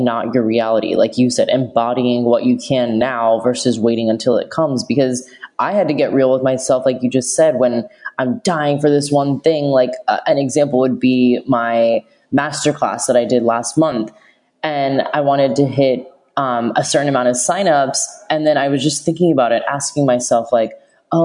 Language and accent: English; United States; moved away as an adult; now in Australia; I am from America